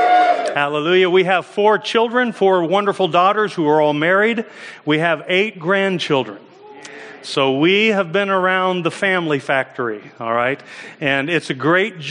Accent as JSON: {"language": "English", "country": "United States", "said": "I'm from America"}